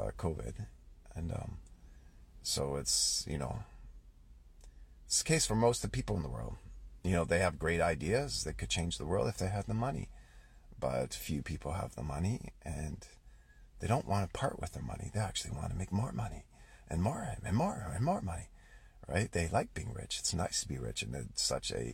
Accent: Canada; I'm Canadian

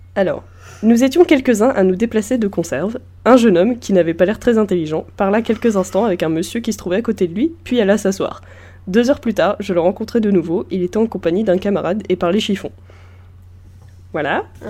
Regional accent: Normandy, France; je viens de Normandie, donc évidemment le Mont-Saint-Michel est chez moi

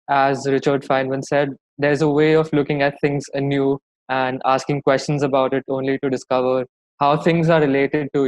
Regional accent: Mumbai, Maharashtra, India; I'm from Mumbai in India

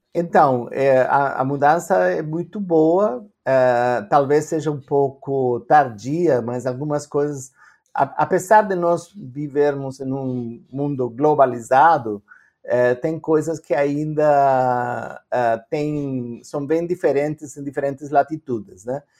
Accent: Argentina; Portuguese is a second language; moved away as an adult; also born or lived in Canada; now in Brazil; eu nasci na Argentina, uh, mas hoje em dia eu tenho três passaportes e nenhum deles é brasileiro

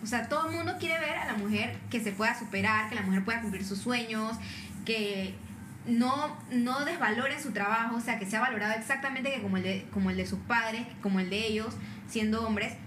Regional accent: Panama; ¿de dónde eres? Y yo dije, no, de Panamá

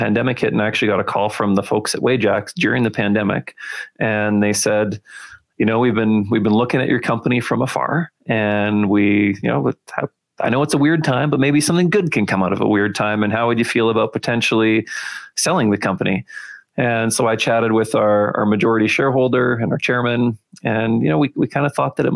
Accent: Winnipeg, Manitoba, Canada; moved away as an adult; now in Calgary, Canada; I grew up in Winnipeg. So I was a prairie guy pretty much my whole life. And today I live in Calgary

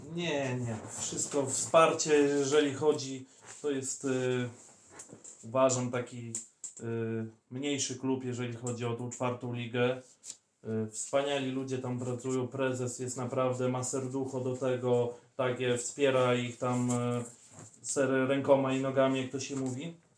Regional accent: villages around Bielsk Podlaski, Podlaskie Voivodeship, Poland; w turze byliśmy z okolicznych, że tak powiem, wsi

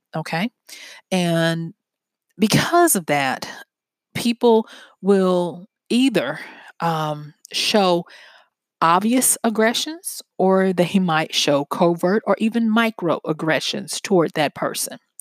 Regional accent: the South, United States; I'm from the South, and we have a saying down here

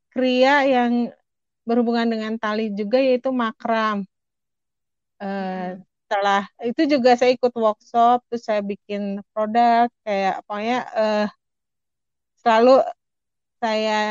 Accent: Bandung, West Java, Indonesia; aku kan berasal dari Bandung udah gitu orang Sunda pula.

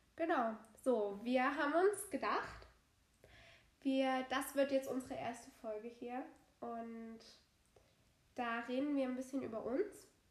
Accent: Saxony, Germany; accent: Saxon; ich komme aus Sachsen und bin stolz drauf

